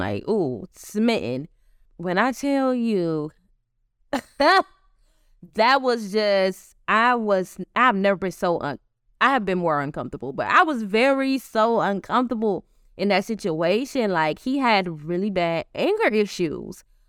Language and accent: English; the South, United States; growing up in the South as a black woman